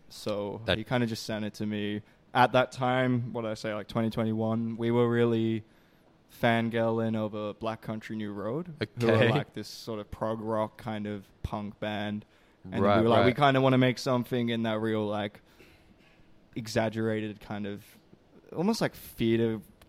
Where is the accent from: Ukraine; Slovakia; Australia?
Australia; Perth, Western Australia; now in Melbourne, Australia; I grew up in Perth.